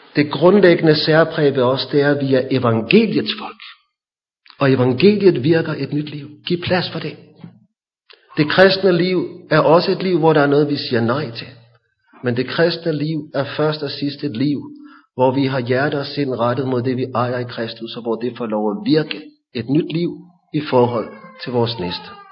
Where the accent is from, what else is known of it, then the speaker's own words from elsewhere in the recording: Hillerød, Capital Region of Denmark, Denmark; Da jeg var barn i Hillerød